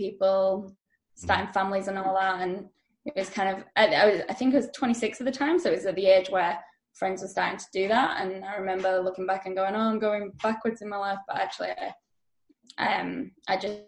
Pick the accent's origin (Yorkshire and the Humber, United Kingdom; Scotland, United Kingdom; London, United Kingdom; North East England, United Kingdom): Yorkshire and the Humber, United Kingdom; Leeds; moved away as an adult; now in Australia; I'm from Leeds in England originally, but I've moved over from there to Australia about 4 years ago.